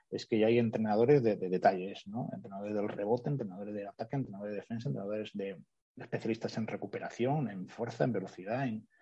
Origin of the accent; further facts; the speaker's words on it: Spain; now in Germany; Eh, somos varios españoles, con lo cual el español también pues, pues nos ayuda bastante en eso.